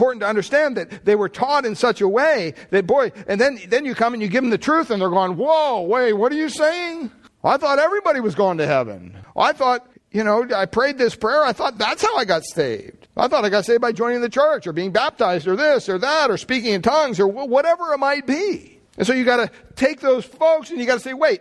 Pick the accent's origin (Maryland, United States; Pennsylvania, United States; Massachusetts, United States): Pennsylvania, United States; I grew up in Pennsylvania, big Catholic family